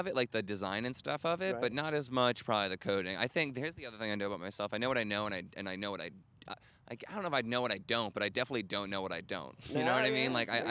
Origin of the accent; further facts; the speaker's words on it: Rhode Island, United States; moved away; also born or lived in Chicago; I grew up in Rhode Island.